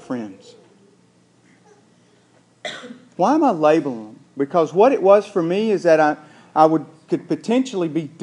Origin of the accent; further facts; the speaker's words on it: the American South, United States; accent: southern drawl; our little southern draw